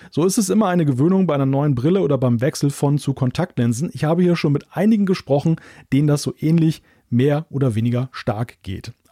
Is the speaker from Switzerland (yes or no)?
yes; Switzerland; Das sage ich als Schweizer, aber das finde ich.